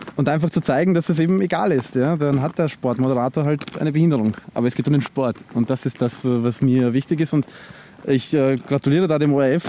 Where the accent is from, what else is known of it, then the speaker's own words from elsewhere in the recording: Zwettl, Lower Austria, Austria; now in Vienna, Austria; ich in Zwettl ähm, aufgewachsen bin und dann nach Wien gezogen bin